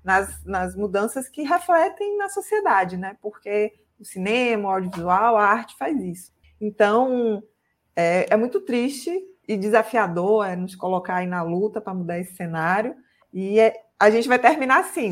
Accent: interior of Bahia, Brazil; Eu sou do interior da Bahia

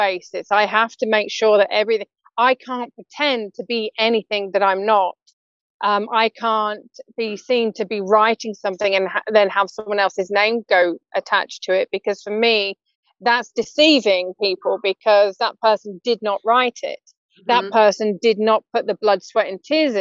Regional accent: United Kingdom; as British ladies

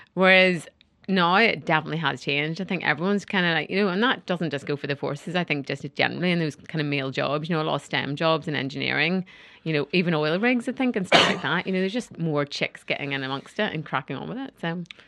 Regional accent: Northern Ireland, United Kingdom; I'm from Northern Ireland

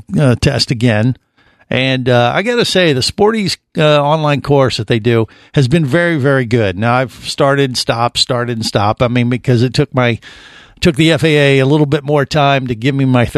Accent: Cincinnati, Ohio, United States; I grew up in Cincinnati

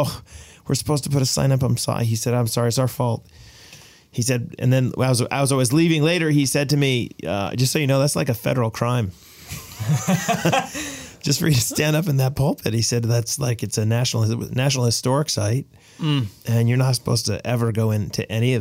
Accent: Boston, Massachusetts, United States; moved away; I was born in Boston

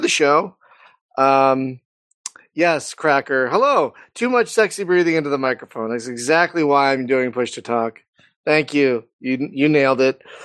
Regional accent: Philadelphia, Pennsylvania, United States; accent: East Coast; now in California, United States; I live in California, but I'm from Philadelphia.

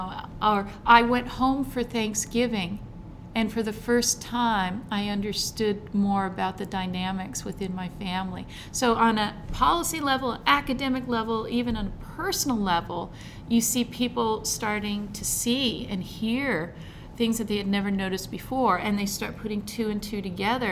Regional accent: United States; I can only speak as an American

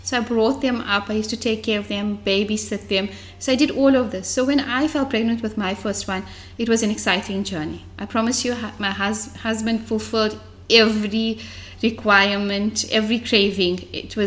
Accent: Johannesburg, Gauteng, South Africa; moved away as an adult; now in Durban, South Africa; I was born and brought up in Fordsburg, the heart of Johannesburg

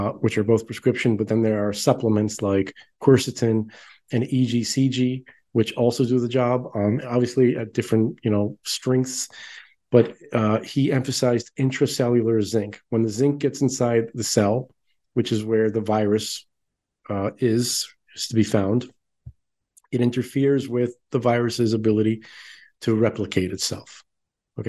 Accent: New York City, New York, United States; We grew up in Brooklyn

